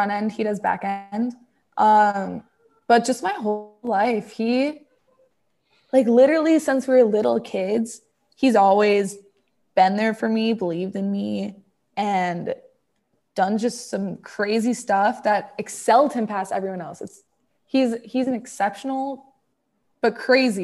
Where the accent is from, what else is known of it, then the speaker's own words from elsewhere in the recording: Naperville, Illinois, United States; now in Dallas, United States; I come from Naperville. I grew up most of my life in Naperville, which is a suburb of Chicago